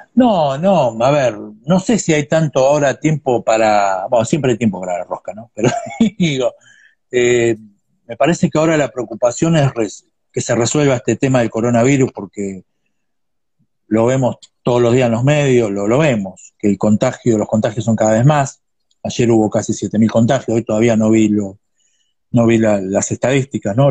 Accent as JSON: {"language": "Spanish", "town": "Ensenada", "region": "Buenos Aires Province", "country": "Argentina", "said": "soy de Ensenada"}